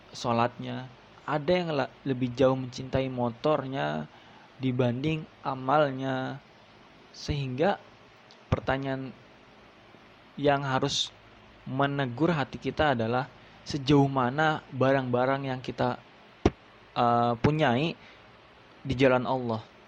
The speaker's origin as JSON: {"language": "Indonesian", "town": "Subang", "region": "West Java", "country": "Indonesia", "tie": "born or raised there", "moved": "yes", "lives_now": "Bekasi, Indonesia", "said": "saya lahir di Subang, ya kan, Jawa Barat, jadi saya Sunda."}